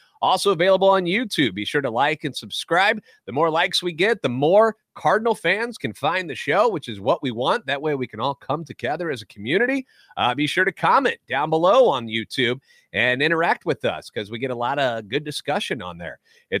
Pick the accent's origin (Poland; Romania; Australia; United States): United States; St. Louis, Missouri; I'm a national radio sports anchor, born and raised in the Lou and a lifetime Cardinals fan.